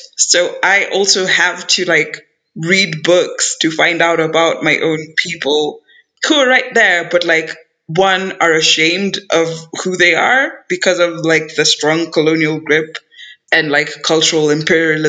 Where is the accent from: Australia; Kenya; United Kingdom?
Kenya